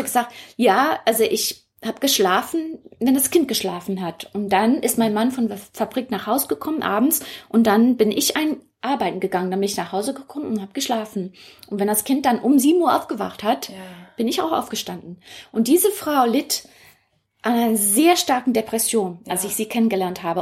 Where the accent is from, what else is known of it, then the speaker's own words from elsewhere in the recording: Hong Kong; moved away as an adult; now in Berlin, Germany; Ich bin dort geboren, aufgewachsen und wenn man fragt, wo ich herkomme, sage ich immer noch Hongkong